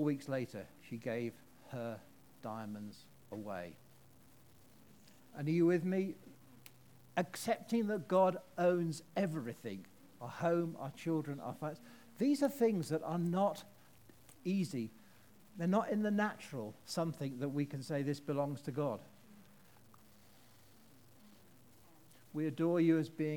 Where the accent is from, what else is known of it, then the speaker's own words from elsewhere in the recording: United Kingdom; I'm British